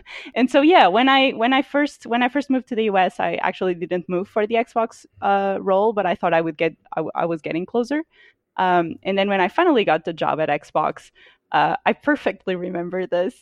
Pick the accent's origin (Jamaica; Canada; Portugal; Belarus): Portugal; moved away as an adult; now in United States; so I'm from Portugal. Uh, I lived in Portugal for twenty-six years of my life. Um, and then only moved to the U S about three years ago